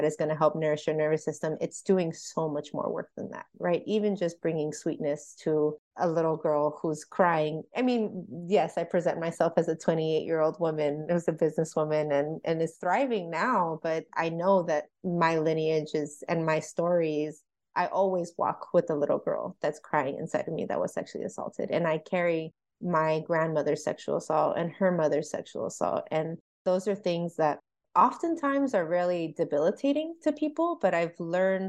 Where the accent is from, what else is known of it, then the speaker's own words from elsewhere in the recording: California, United States; now in Oklahoma, United States; I'm from California and I made the decision to move to Oklahoma in a split second